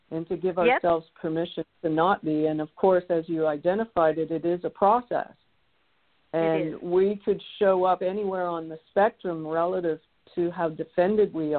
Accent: Toronto, Ontario, Canada; I was the third child of three children in an Irish Catholic home growing up in Toronto.

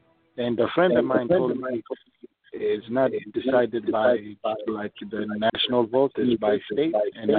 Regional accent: Saudi Arabia; moved away as an adult; now in United States; I'm an immigrant from Saudi Arabia, and I recently came to the country.

